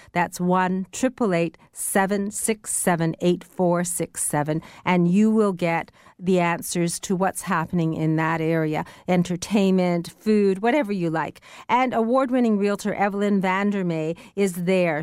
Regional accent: Canada; We Canadians

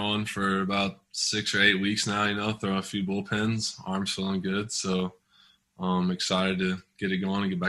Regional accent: Tahlequah, Oklahoma, United States; I'm just out here in Oklahoma, back in my hometown, Tahlequah

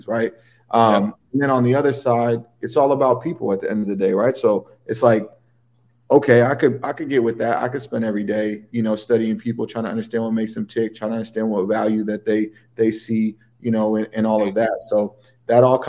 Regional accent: San Francisco, California, United States; also born or lived in Paris, France / Amsterdam, Netherlands; now in New York City, United States; my childhood was in San Francisco

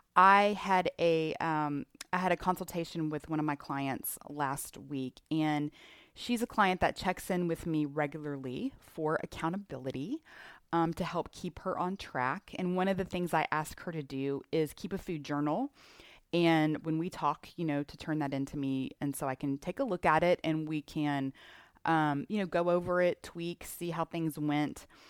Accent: Houston, Texas, United States; I'm from Houston

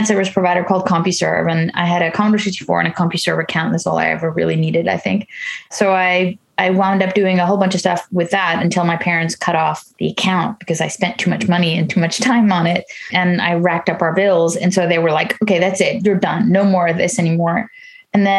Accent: New York, United States; moved away as an adult; now in Netherlands; I grew up in the States, in New York. I live in the Netherlands

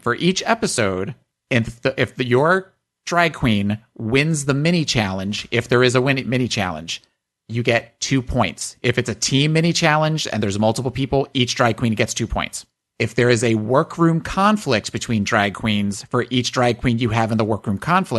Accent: Chicago, Illinois, United States; Bitch, I'm from Chicago.

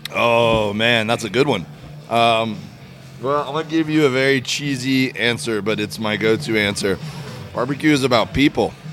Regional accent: Miami, Florida, United States; moved away as an adult; also born or lived in Auburn, Alabama; I grew up in Miami, Florida. Uh, lived there my whole life, and then went away to college uh, in Auburn, Alabama.

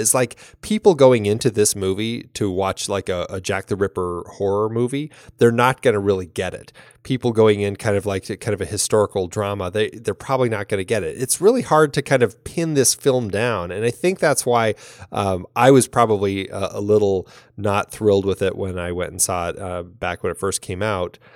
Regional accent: Ireland; as an Irish woman

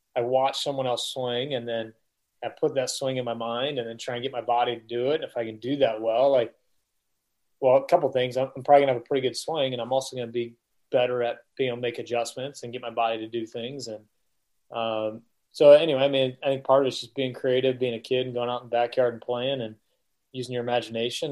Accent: Omaha, Nebraska, United States; I grew up in Omaha

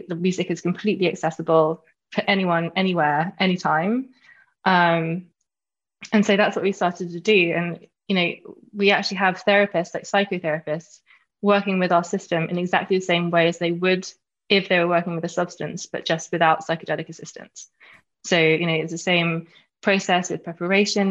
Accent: London, United Kingdom; I'm from London. I'm a Londoner, born and bred.

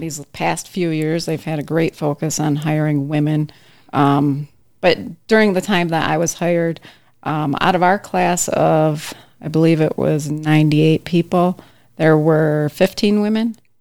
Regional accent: Traverse City, Michigan, United States; I grew up in Traverse City

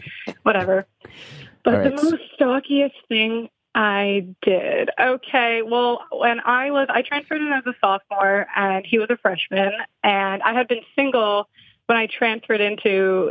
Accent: New Jersey, United States; I'm also from New Jersey

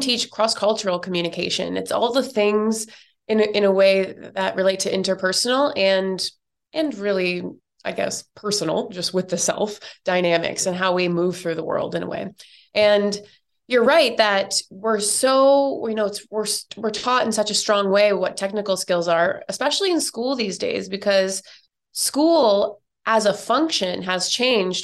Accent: Canada; now in New York, United States; I'm originally from Canada, but I now live in New York

